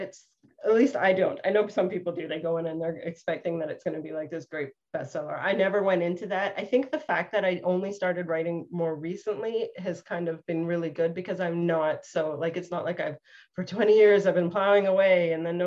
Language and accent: English; Canada; I'm the only Canadian in the group, but I'm Canadian and my parents are from East Africa